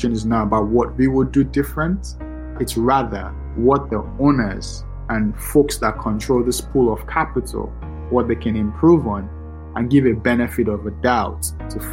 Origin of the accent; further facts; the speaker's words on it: Lagos, Nigeria; now in New York City, United States; I'm from Lagos, Nigeria